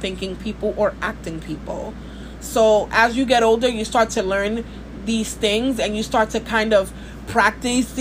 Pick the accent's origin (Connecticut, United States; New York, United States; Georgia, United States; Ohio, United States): New York, United States; New York City; from Brooklyn. I'm a Scorpio Dominican